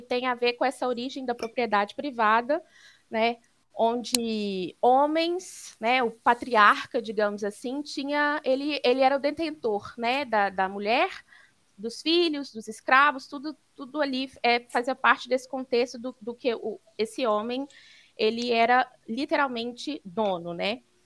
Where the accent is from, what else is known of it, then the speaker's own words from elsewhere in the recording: Belo Horizonte, Minas Gerais, Brazil; sou mineira de Belo Horizonte